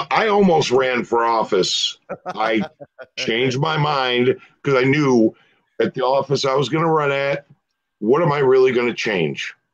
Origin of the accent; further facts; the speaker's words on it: Puerto Rico; I was I'm I'm Puerto Rican, but I was raised in the Irish culture because my Irish side of my family